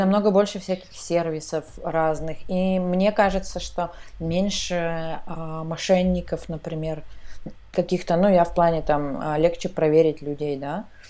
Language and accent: Russian; Armizonskoye, Tyumen Oblast, Russia; moved away as an adult; now in Saint Petersburg, Russia; я родилась в Тюменской области, но не в Тюмени. То есть я родилась там в селе, а, в селе Армизонское